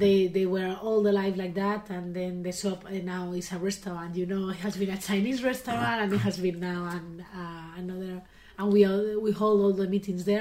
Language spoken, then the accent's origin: English; León, Castile and León, Spain; English is a second language; We are from Leon